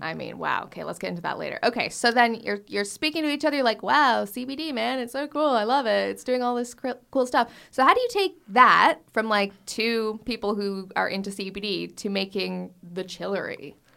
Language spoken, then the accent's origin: English; Canada; moved away; I'm Canadian